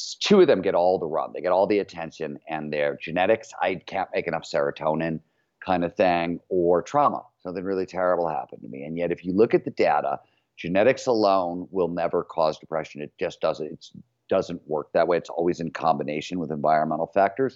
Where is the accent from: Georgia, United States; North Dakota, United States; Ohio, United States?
Ohio, United States; Cleveland; growing up in Cleveland, Ohio in the 70s, a blue collar steel mill town